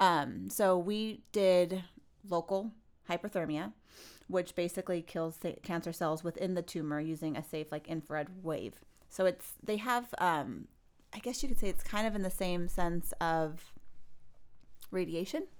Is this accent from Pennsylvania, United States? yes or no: no; California, United States; I'm from California